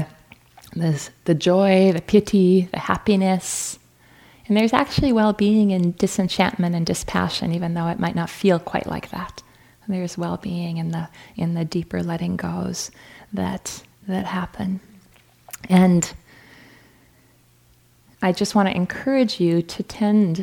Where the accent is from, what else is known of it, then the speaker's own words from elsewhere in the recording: North Dakota, United States; moved away; I'm from North Dakota, so I appreciate how cold North Dakota gets